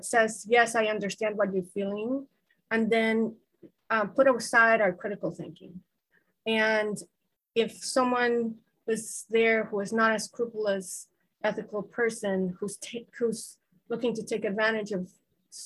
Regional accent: Guatemala; I grew up in a culture, I'm from Guatemala. I grew up in a culture where snakes are often deadly

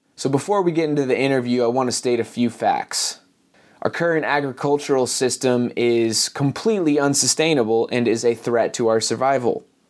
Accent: Asheville, North Carolina, United States; coming to you from Asheville, North Carolina, my hometown

